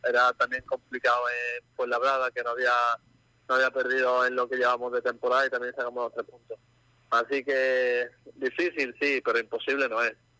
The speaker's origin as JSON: {"language": "Spanish", "town": "Jerez de la Frontera", "region": "Andalusia", "country": "Spain", "moved": "as an adult", "lives_now": "Málaga, Spain", "said": "yo soy de Jerez"}